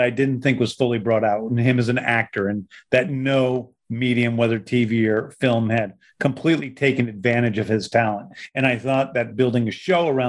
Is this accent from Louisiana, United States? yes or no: no; Missouri, United States; now in Georgia, United States; I grew up in Missouri